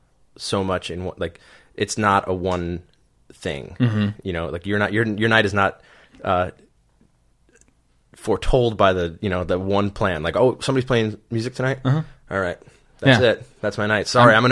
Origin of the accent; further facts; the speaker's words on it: New York City, New York, United States; Born and raised in Queens, yeah.